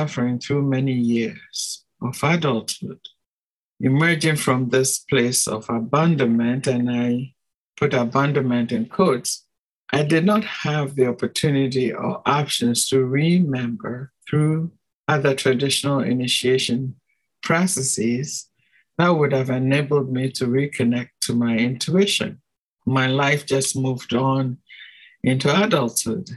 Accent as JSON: {"language": "English", "country": "Ghana", "said": "I come from Ghana"}